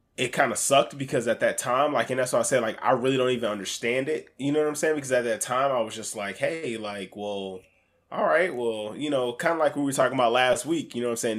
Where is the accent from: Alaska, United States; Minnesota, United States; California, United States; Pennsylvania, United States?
Alaska, United States; I grew up in Alaska